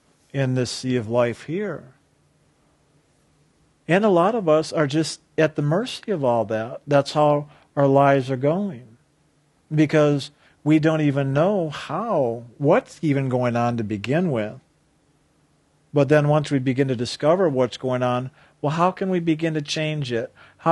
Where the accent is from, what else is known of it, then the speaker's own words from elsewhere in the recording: Lake Michigan, United States; I grew up on the Great Lake, Lake Michigan, and on really stormy days, we'd go swimming because the waves were big and fun to play in there